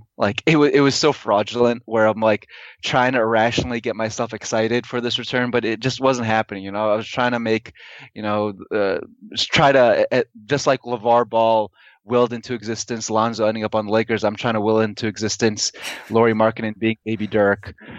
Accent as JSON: {"language": "English", "town": "Chicago", "region": "Illinois", "country": "United States", "tie": "born or raised there", "said": "I'm in my hometown of Chicago."}